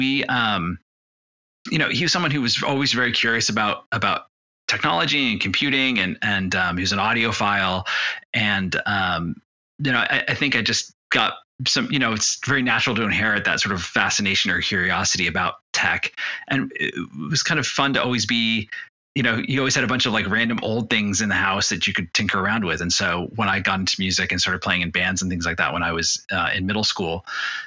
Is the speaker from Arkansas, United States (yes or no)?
no; California, United States; also born or lived in Detroit, Michigan; I grew up in California, but my family's from South America originally